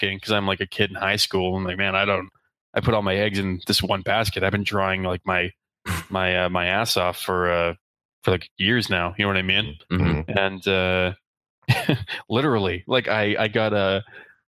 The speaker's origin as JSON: {"language": "English", "region": "Eastern Canada", "country": "Canada", "tie": "born or raised there", "first_language": "English", "said": "I grew up in Eastern Canada"}